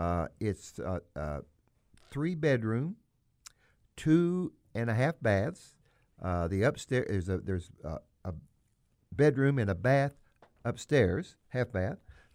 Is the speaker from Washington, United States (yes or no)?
no; Missouri, United States; I am from the Boot Heel of Missouri, you are as well